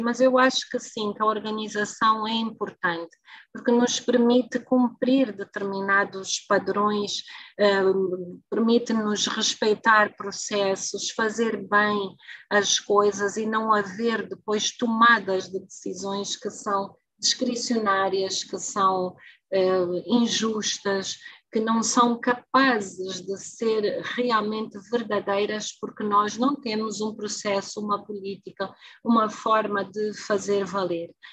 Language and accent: Portuguese; Angola; mas não sou moçambicana, sou angolana